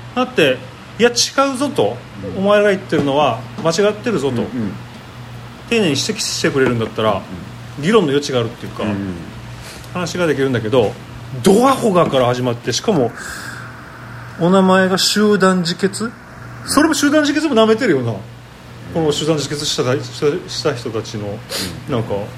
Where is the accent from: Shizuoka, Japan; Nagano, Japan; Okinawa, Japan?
Okinawa, Japan; 俺沖縄人である俺